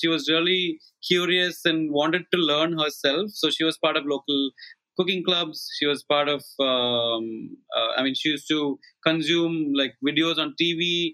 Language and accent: English; Kochi, Kerala, India; moved away as an adult; now in Mumbai, India; I grew up in Cochin until I was 17, and I've been away from Cochin ever since.